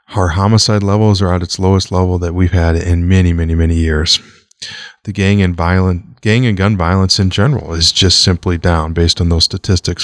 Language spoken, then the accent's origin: English; Omaha, Nebraska, United States; I grew up in Omaha